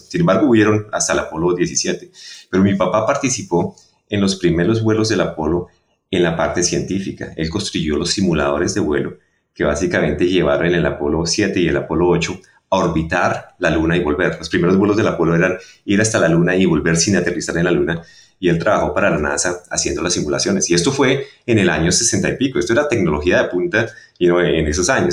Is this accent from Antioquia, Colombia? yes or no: no; Bogotá, Colombia; moved away; yo soy colombiano. Eh, nací en Bogotá